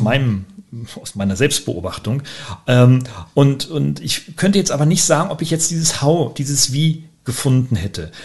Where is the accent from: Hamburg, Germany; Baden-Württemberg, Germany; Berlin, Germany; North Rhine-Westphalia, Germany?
Baden-Württemberg, Germany; Weinheim; meiner Heimatstadt hier in Weinheim